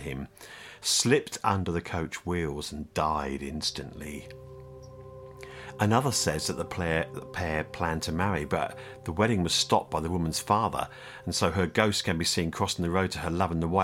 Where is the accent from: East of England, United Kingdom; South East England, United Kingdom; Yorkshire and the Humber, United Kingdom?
South East England, United Kingdom; Kent; now in Norfolk, United Kingdom; I come from Kent. I lived in Kent before I moved up to Norfolk